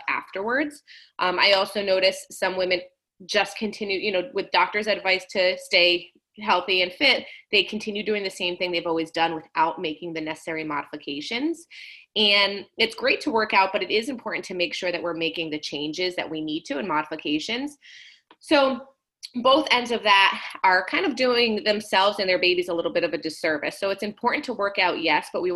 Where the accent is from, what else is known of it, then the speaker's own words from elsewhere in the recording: Rhode Island, United States; moved away; I am originally from Rhode Island